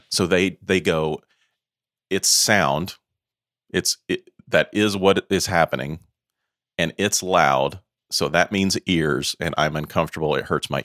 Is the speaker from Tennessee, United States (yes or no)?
yes; Knoxville, Tennessee, United States; I'm from Knoxville, Tennessee